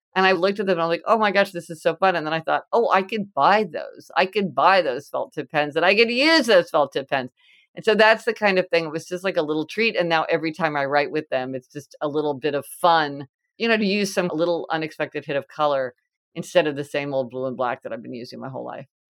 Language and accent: English; Kansas City, United States; I'm from Kansas City and it's like Winstead's hamburgers